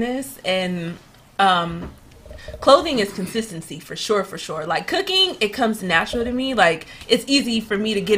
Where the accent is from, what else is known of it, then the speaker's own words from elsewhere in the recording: Los Angeles, California, United States; Hollywood area, Hollywood Valley